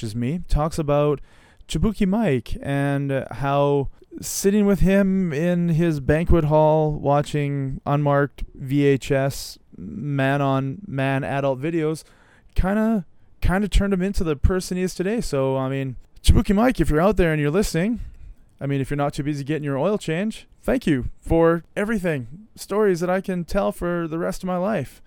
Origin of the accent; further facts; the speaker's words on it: Canada; me as a Canadian